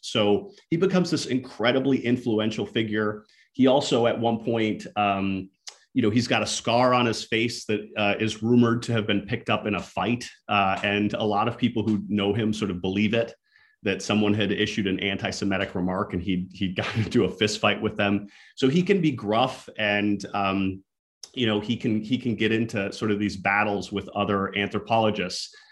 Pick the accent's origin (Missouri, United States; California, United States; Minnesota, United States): Minnesota, United States; she's also from my hometown in Minnesota. So she grew up next to the same uh, Native community that I happen to grow up next